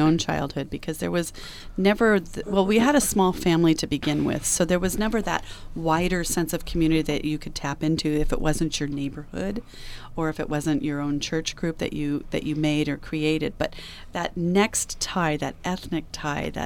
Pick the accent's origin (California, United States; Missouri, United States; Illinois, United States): California, United States; growing up in California